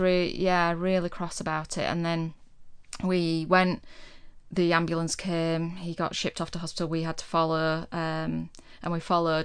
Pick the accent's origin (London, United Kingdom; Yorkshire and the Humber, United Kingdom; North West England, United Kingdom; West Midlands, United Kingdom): Yorkshire and the Humber, United Kingdom; Huddersfield; moved away as an adult; also born or lived in Plymouth; I was from Huddersfield